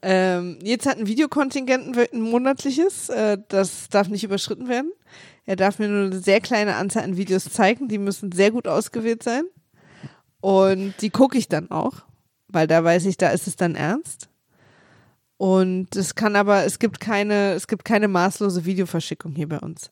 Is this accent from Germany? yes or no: yes; Berlin, Germany; ich bin Berlinerin